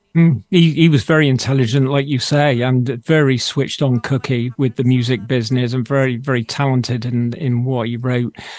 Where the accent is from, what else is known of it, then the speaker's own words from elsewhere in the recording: Bristol, South West England, United Kingdom; accent: Bristolian; It's my Bristolian accent